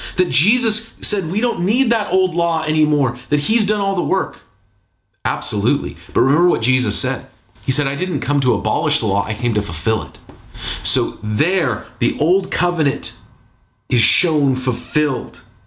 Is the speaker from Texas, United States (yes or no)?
no; Seattle, Washington, United States; also born or lived in Bay Area, California; now in Portland, United States; growing up in Seattle, living in the Bay Area, here in Portland